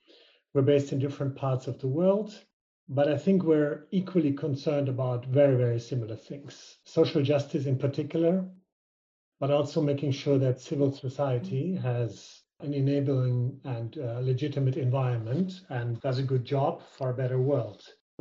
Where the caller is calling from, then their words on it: Berlin, Germany; I'm a European male wearing a white shirt with black glasses, and I'm calling you from Berlin